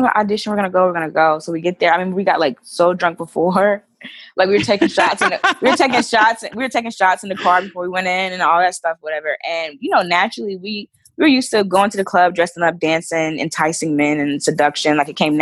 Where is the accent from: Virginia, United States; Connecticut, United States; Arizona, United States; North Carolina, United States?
North Carolina, United States; moved away as an adult; now in New York, United States; I'm originally from North Carolina, when I moved to New York 3 years ago